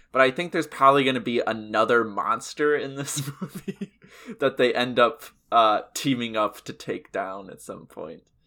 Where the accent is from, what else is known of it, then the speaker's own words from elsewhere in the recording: the South, United States; As a Southerner myself